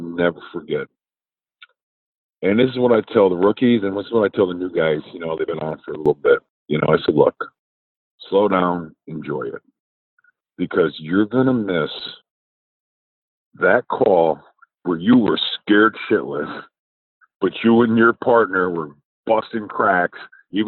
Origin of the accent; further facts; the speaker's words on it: New York, United States; I'm from New York. We say guy